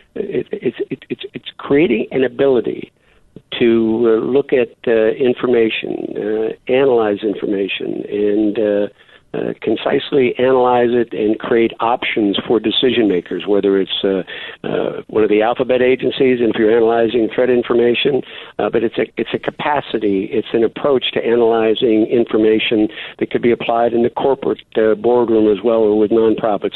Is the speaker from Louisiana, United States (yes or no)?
no; Erie, Pennsylvania, United States; my hometown of Erie, Pennsylvania